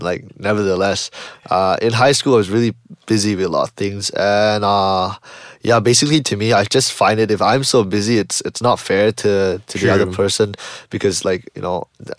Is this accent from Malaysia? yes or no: yes; Malaysia; I'm from Malaysia.